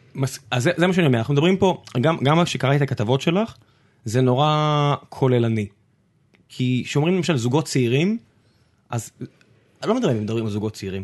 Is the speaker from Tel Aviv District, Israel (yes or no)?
no; Beersheba, Southern District, Israel; moved away; אני אז גדלתי בבאר שבע